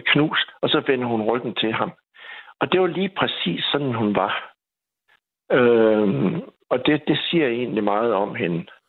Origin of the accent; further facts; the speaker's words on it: Skive, Central Denmark Region, Denmark; moved away as an adult; now in Aarhus, Denmark; er jeg vokset op i Skive